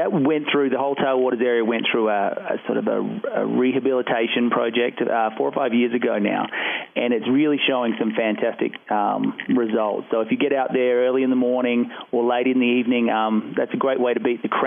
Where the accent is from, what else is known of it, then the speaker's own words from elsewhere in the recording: Australia; now in Colorado, United States; Like a big chunk of Coloradans, I'm a transplant, but I'm from Australia originally.